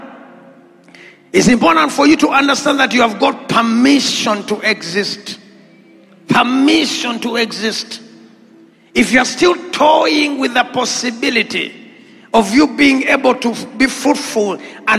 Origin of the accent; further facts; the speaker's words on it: Uganda; I come from Natete Kumuara